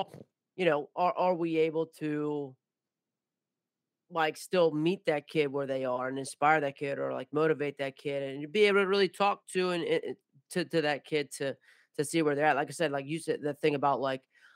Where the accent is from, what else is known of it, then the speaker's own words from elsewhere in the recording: Maryland, United States; I'm from Maryland